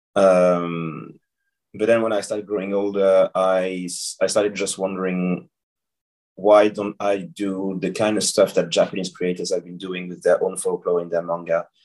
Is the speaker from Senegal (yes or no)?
yes; Senegal; I was I was born and I grew up in Senegal